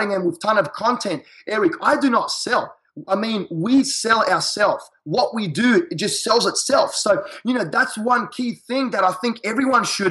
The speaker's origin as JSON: {"language": "English", "country": "Australia", "accent": "Australian", "moved": "yes", "lives_now": "United States", "said": "I'm an Australian in a foreign country. So my accent is very catchy."}